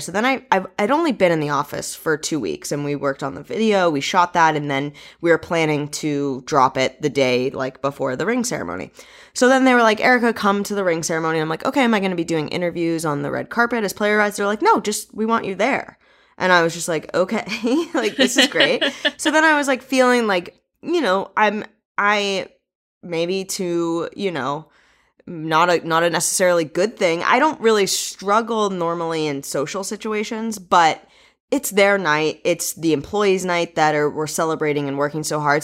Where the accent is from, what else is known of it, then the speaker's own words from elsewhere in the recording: New England, United States; moved away as an adult; also born or lived in University of New Hampshire / Los Angeles; I'm from New England